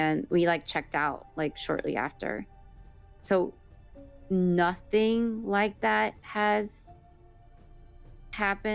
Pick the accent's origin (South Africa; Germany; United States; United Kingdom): United States; Miami, Florida; I was born in Miami, Florida, raised in, you know, the United States